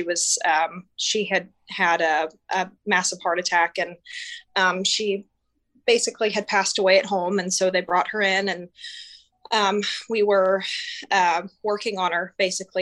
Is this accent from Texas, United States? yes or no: yes; Texas, United States; now in Omaha, United States; I'm from Texas, and I currently live in Nebraska, in Omaha